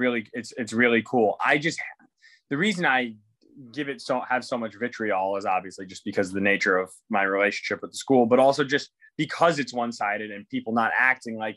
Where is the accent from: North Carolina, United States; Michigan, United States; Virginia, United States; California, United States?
Michigan, United States; Ann Arbor; I grew up 1 mile away from the stadium